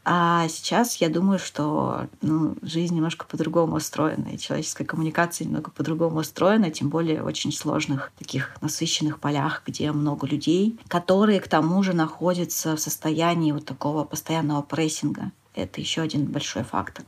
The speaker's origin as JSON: {"language": "Russian", "region": "Urals", "country": "Russia", "tie": "born or raised there", "said": "я родился и вырос на Урале, в достаточно маленьком городе"}